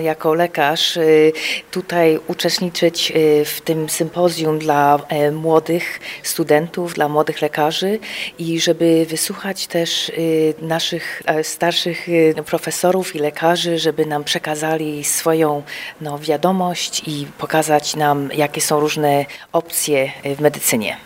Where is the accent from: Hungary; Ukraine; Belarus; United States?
United States; Chicago, Illinois; also born or lived in Kraków, Poland; ja się urodziłam w Chicago, kończyłam na University of Illinois w Champaign